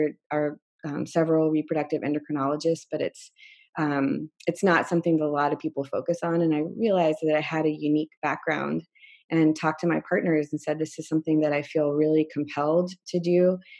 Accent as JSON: {"language": "English", "town": "San Francisco", "region": "California", "country": "United States", "lives_now": "Seattle, United States", "said": "And I came from San Francisco and the Bay Area"}